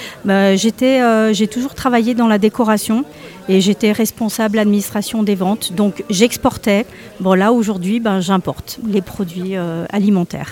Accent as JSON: {"language": "French", "region": "Extremadura", "country": "Spain", "moved": "yes", "said": "ma région d'origine, qui est l'Extrême Dur."}